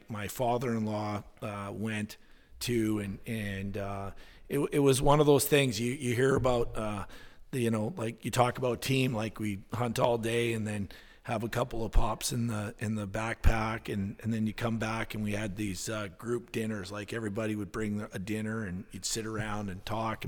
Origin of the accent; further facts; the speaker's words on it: Alaska, United States; Tracy and I have been love being saying that we're from Alaska. It's a big part of our identity and who we are.